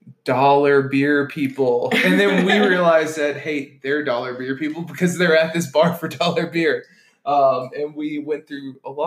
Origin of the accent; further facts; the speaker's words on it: the South, United States; us being from the South